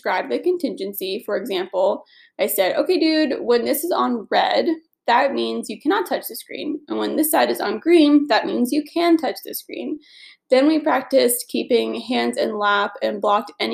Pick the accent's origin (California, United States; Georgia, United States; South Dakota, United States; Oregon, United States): Georgia, United States; Atlanta; I was born and raised in Atlanta. And I currently live in Atlanta